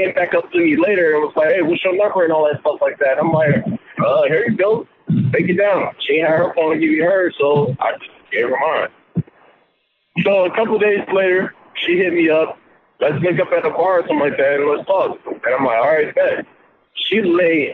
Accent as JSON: {"language": "English", "town": "Detroit", "region": "Michigan", "country": "United States", "said": "I'm from Detroit still. From Detroit"}